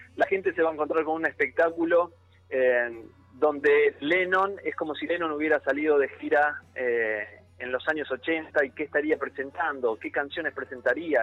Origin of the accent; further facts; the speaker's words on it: Argentina; soy argentino con otro con otra cultura, con otro idioma